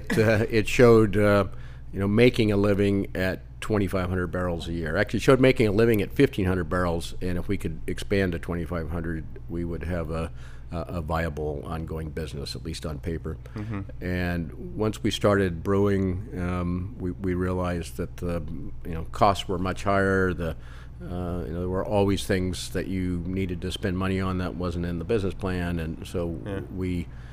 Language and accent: English; Los Angeles, California, United States; moved away as an adult; now in Chico, United States; I'd worked in a couple of bicycle shops in L.A. When I was growing up to give me some money when I was in high school.